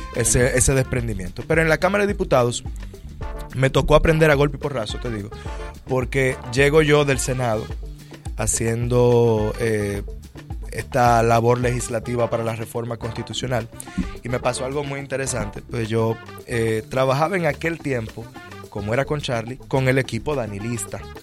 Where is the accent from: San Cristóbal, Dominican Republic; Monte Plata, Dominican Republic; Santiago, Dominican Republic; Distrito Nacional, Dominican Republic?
Distrito Nacional, Dominican Republic; Santo Domingo; la capital, que es de donde yo vengo y donde me estoy postulando a diputado.